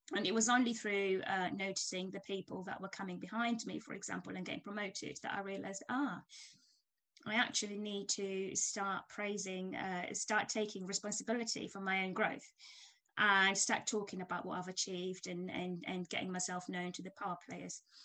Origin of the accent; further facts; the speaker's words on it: Kenya; moved away as an adult; now in United Kingdom; I'm Kenyan born and bred. I came to the UK many moons ago to do my uh, career, my degree in tech, and I've stayed here since.